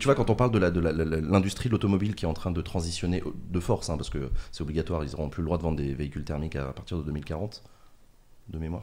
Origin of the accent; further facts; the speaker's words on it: Paris, Île-de-France, France; je suis parisien